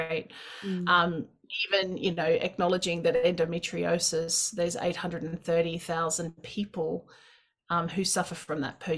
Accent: Australia; I'm Australian. I should be able to go wherever I want.

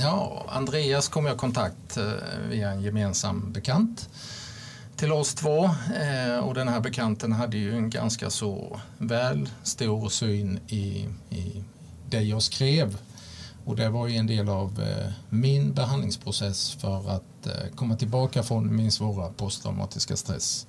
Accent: Olofström, Blekinge, Sweden; född, som sagt född och uppvuxen i i Blekinge, en liten bruksort

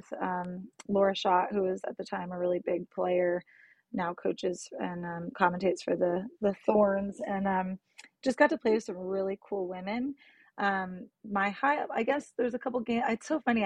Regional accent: San Jose, California, United States; I grew up in San Jose, California, born and raised

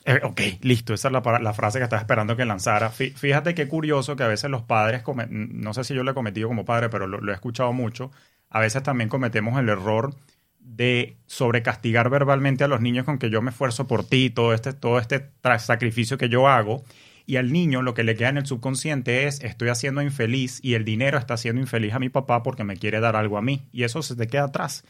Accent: Venezuela; moved away as an adult; also born or lived in New York, United States; now in United States; Yo vengo de Venezuela, en un país donde se asocia el dinero con la corrupción

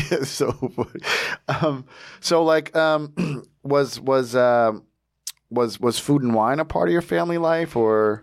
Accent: Long Branch, New Jersey, United States; now in Philadelphia, United States; I'm from Long Branch originally, so that's Central Jersey also.

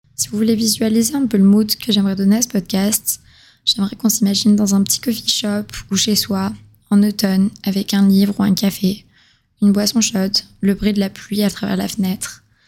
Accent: southern France, France; moved away as an adult; now in Montreal, Canada; je viens du sud de la France, mais je vis à Montréal depuis deux ans

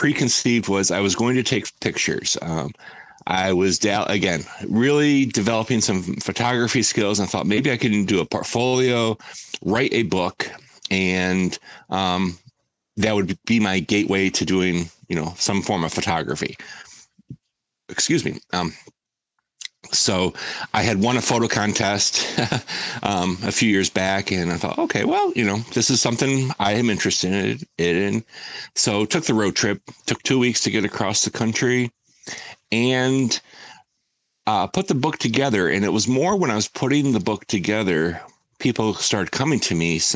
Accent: Finger Lakes region, New York, United States; I grew up in the Finger Lakes region

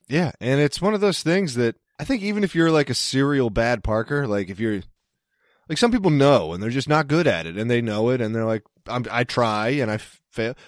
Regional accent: East Coast, United States; moved away; I'm from the East Coast

